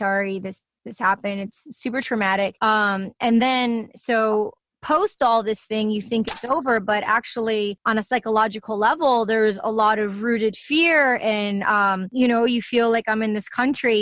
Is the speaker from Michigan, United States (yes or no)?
yes; Livonia, Michigan, United States; I'm Greek American, and I mean, I remember growing up in Livonia, Michigan